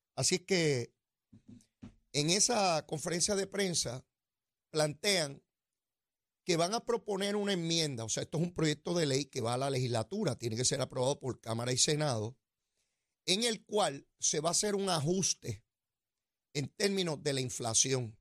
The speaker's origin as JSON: {"language": "Spanish", "country": "Puerto Rico", "said": "yo soy de acá del trópico."}